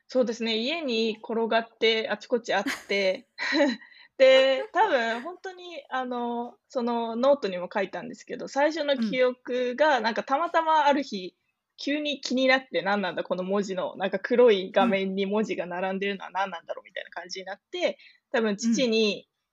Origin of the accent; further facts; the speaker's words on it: Kanagawa, Japan; moved away as an adult; also born or lived in Kaohsiung, Taiwan / United States; now in Munich, Germany; 神奈川県出身で、えー、まあ、台湾生まれなんですけど、日本で育って、で、今、ミュンヘンで、えー、フルスタックディベロッパーをやっています